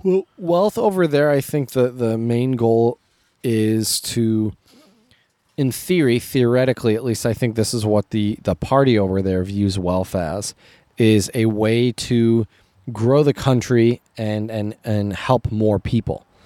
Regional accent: United States; I grew up as an American

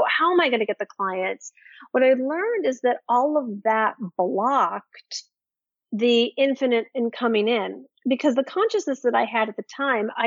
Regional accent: Midwest of the United States, United States; growing up in the Midwest of the United States

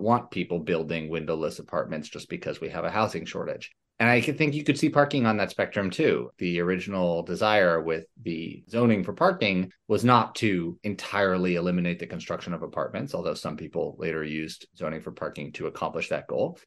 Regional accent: New York City, New York, United States; I'm from Manhattan.

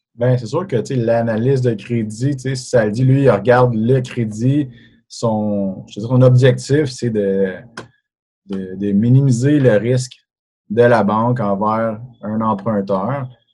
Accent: Sainte-Agathe-des-Monts, Quebec, Canada; moved away as an adult; also born or lived in Montreal; now in Terrebonne, Canada; j'ai grandi à Laurentide. suis un gars de Sainte-Agathe-des-Monts

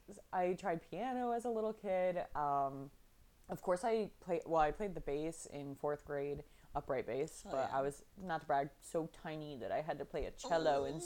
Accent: New England, United States; I'm from New England.

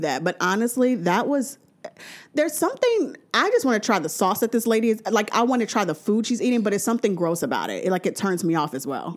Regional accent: New Orleans, Louisiana, United States; I'm from New Orleans

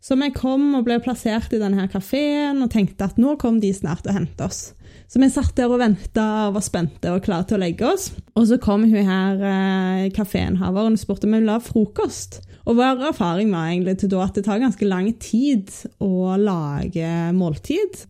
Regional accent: Norway; her hjemme i Norge

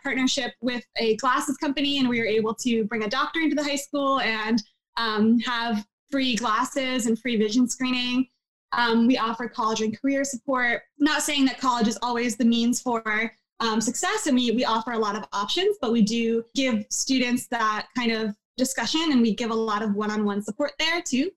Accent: New Jersey, United States; growing up in New Jersey

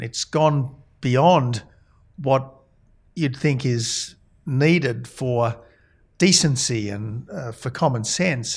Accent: Australia; also born or lived in Oxford, England; as an Australian, I went to Oxford

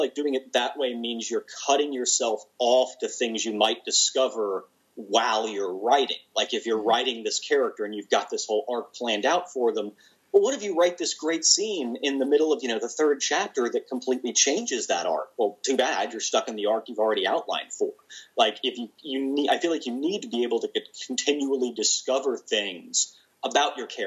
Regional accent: the South, United States; I'm a Southerner

